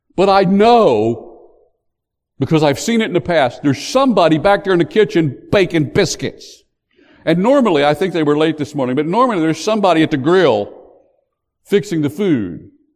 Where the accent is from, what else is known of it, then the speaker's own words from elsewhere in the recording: West Virginia, United States; now in North Carolina, United States; I was born in West Virginia. I've since come to North Carolina